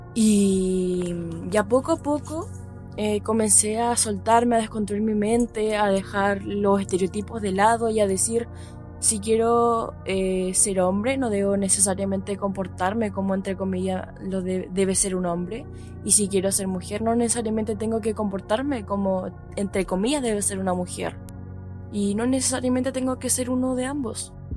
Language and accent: Spanish; Chile; Soy de Chile